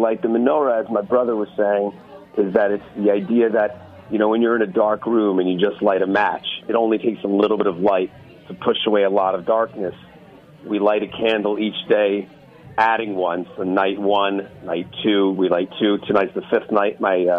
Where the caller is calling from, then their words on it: Surfside, Florida, United States; I'm calling from Surfside.